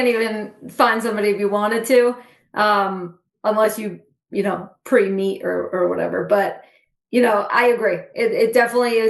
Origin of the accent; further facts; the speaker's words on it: Central New Jersey, United States; I'm actually from Central New Jersey, which is where Rutgers is.